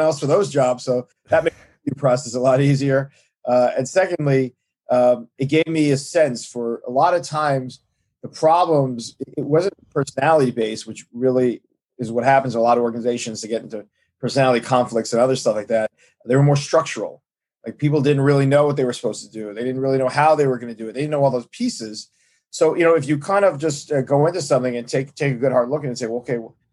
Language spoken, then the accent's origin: English; New York City, New York, United States; I grew up in Brooklyn. I grew up in Brooklyn in Flatbush